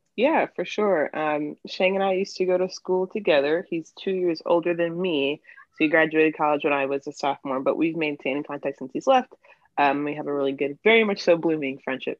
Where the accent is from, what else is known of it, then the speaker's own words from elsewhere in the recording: New York, United States; moved away as an adult; now in Philadelphia, United States; I am originally from New York. Um, I'm 22, but I moved to Philly after college